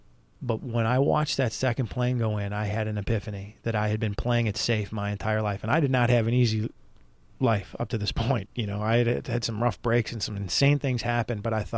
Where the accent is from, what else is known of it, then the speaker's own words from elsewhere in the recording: Chicago, Illinois, United States; moved away as an adult; now in Los Angeles, United States; I'm from Chicago. I just moved here.